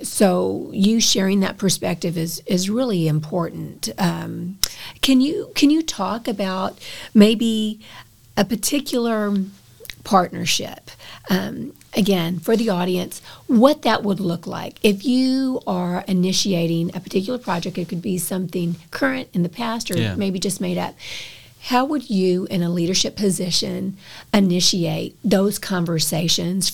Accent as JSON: {"language": "English", "region": "Texas", "country": "United States", "said": "as a Texan"}